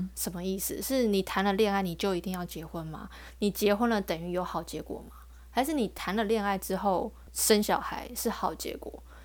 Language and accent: Chinese; Taiwan; 我是台湾的